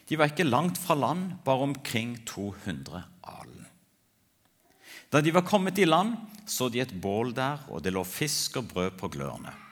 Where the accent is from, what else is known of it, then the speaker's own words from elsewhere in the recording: Ethiopia; Jeg ble født og vokste opp i Etiopia som misjonærbarn.